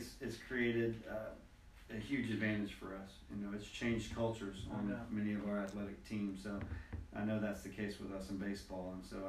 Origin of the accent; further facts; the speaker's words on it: Virginia, United States; my father was from Michigan. All right, so I grew up in Virginia